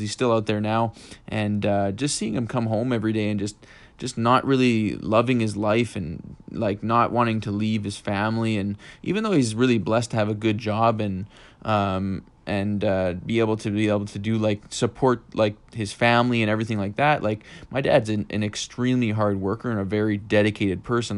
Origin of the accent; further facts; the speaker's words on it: Fort McMurray, Alberta, Canada; now in Edmonton, Canada; I was born in Fort McMurray